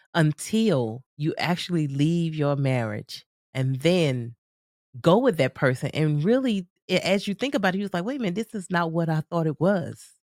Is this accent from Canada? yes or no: no; United States; I'm from the States